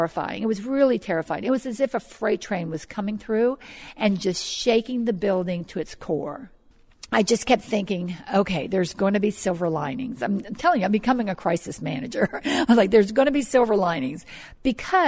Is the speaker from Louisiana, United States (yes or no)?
yes; New Orleans, Louisiana, United States; moved away as an adult; also born or lived in California; now in Bay St. Louis, United States; I'm from New Orleans, and I actually remember going through Betsy when I was young